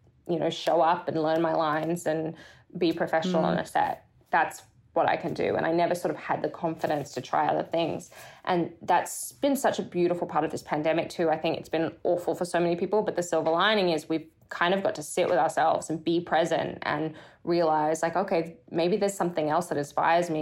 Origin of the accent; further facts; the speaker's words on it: Brisbane, Queensland, Australia; moved away as an adult; now in United States; growing up in Australia, you know, I'm from Brisbane, Australia